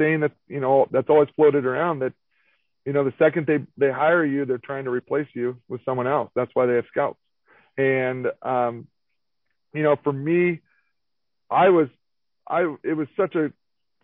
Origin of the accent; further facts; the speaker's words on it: Sonoma, California, United States; I'm from Sonoma.